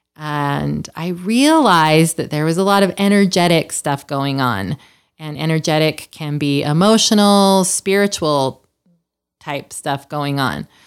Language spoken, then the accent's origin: English; Salt Lake City, Utah, United States; moved away as an adult; also born or lived in Los Angeles; I'm from Salt Lake, and I wanted to come home.